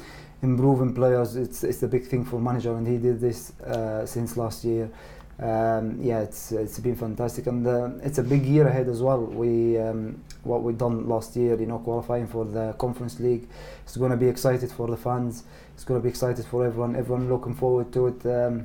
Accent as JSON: {"language": "English", "country": "Egypt", "second_language": "English", "said": "especially, you know, my home country, you know, Egypt as well."}